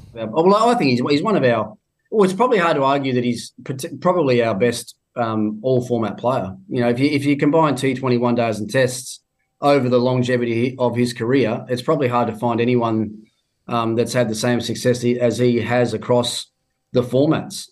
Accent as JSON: {"language": "English", "region": "Tasmania", "country": "Australia", "tie": "born or raised there", "moved": "yes", "said": "even in my home state, I go down to Tassie"}